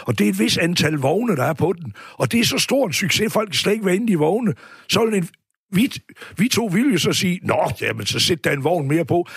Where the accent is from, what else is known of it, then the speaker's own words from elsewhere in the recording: Aarhus, Central Denmark Region, Denmark; Riskov, ja. hvor vi voksede op her ved Aarhus